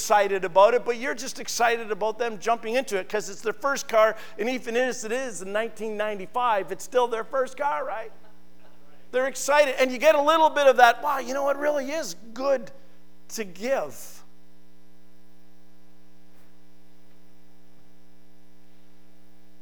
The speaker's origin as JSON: {"language": "English", "town": "Naughton", "region": "Ontario", "country": "Canada", "tie": "born or raised there", "said": "in my hometown of Naughton"}